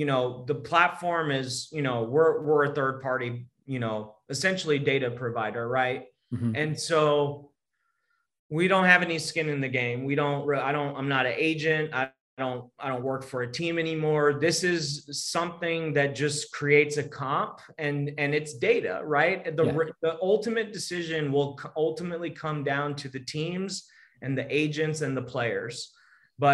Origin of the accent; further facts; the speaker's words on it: Texas, United States; I'm from Texas